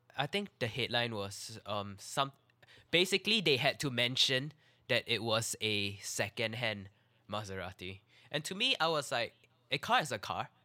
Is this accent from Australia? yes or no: no; Singapore